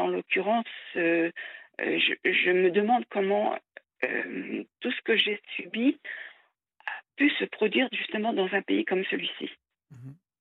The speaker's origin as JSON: {"language": "French", "country": "France", "said": "en tant que Française"}